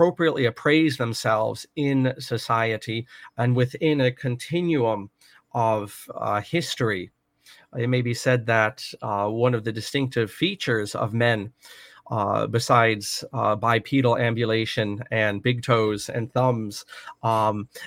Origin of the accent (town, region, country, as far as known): United States